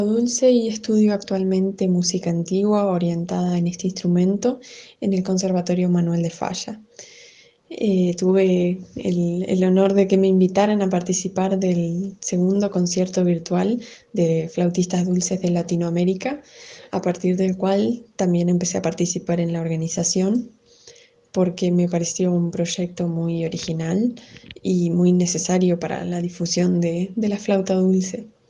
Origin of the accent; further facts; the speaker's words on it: Neuquén, Argentina; soy de Neuquén, Argentina